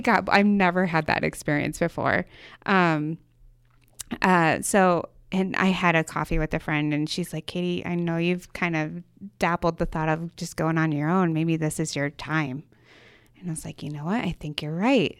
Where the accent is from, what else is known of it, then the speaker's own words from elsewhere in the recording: Michigan, United States; moved away as an adult; now in Boise, United States; was born and raised in Michigan